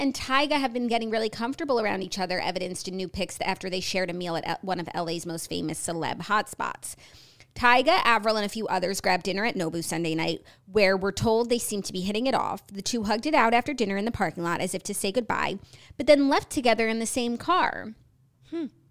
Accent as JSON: {"language": "English", "country": "United States", "said": "as an American with American standards"}